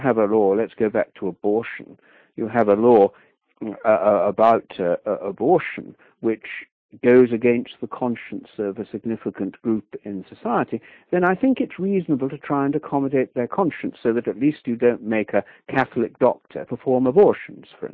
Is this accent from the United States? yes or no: no; England, United Kingdom; I come from England